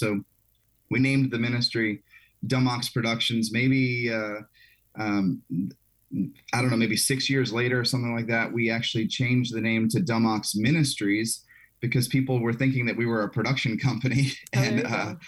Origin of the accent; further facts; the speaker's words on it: South Louisiana, United States; I grew up in South Louisiana